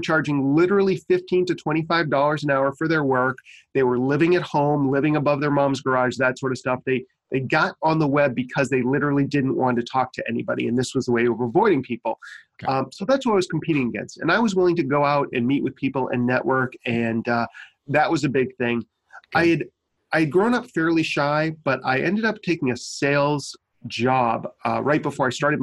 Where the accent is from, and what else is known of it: Maine, United States; born or raised there